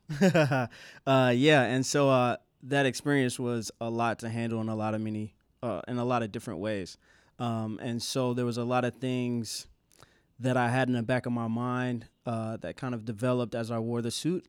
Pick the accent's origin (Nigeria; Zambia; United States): United States; Asheville, North Carolina; moved away; Asheville's my hometown, so I have a lot of roots